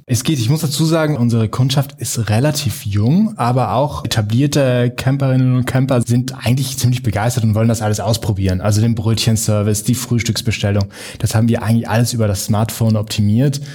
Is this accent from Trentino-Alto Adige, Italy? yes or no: yes; South Tyrol, Trentino-Alto Adige, Italy; Als Südtiroler